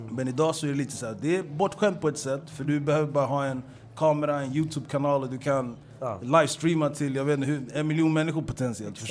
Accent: Stockholm, Stockholm County, Sweden; Hässelby är en arbetarklassförort, i alla fall där jag växte upp

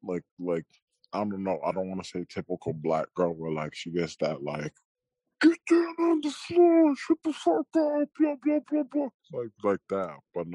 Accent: Boston, Massachusetts, United States; born there; also born or lived in Florida; Oh yeah, I was born in Boston, but like from like third grade to like seventh grade

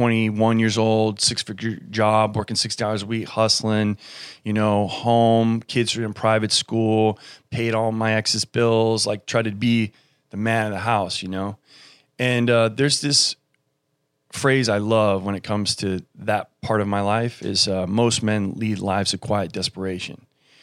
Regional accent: Germany; born there; my father was military. He was a pilot. I was born in Germany, and my mother was English.

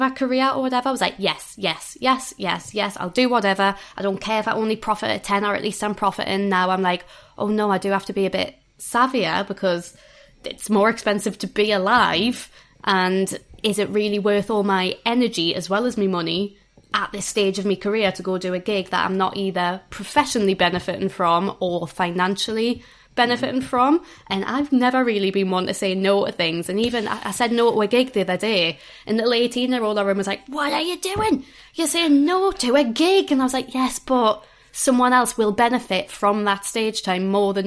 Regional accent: Newcastle upon Tyne, North East England, United Kingdom; I am from Newcastle.

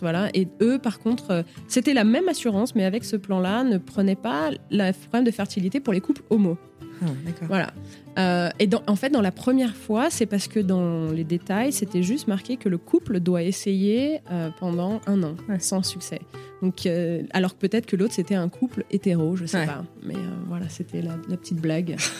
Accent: Lyon, Auvergne-Rhône-Alpes, France; moved away as an adult; also born or lived in Paris / Singapore; now in Chicago, United States; je viens de Lyon. J'étais Lyon, je suis partie à dix-huit ans, j'étais à Paris, après, je suis partie en Asie

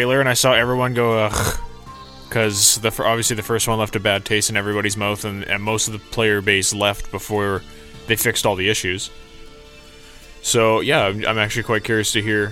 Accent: Canada; I'm a Canadian

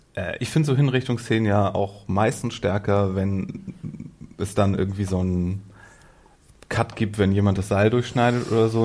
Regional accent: Northern Germany, Germany; Ich komme zwar auch aus dem Norden

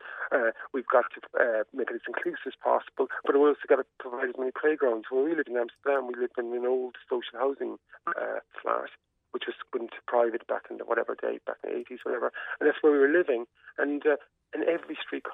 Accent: Cork-Kerry border, Munster, Ireland; I grew up in the Cork-Kerry border

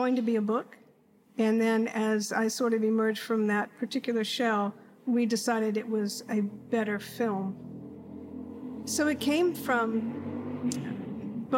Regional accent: Washington, District of Columbia, United States; also born or lived in Los Angeles; now in Austin, United States; I am a native Austinite, but I grew up in Washington D.C. in the '60s.

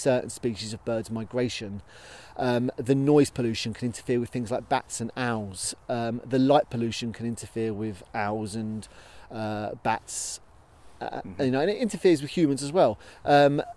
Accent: Minster, South East England, United Kingdom; I grew up in Minster

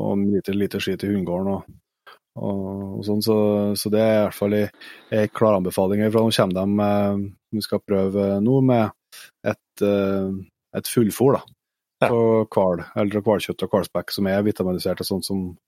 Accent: Trøndelag, Norway; Vi er jo trøndere

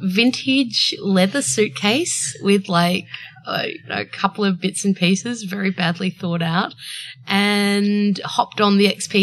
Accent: Byron Bay, New South Wales, Australia; I grew up in Byron Bay.

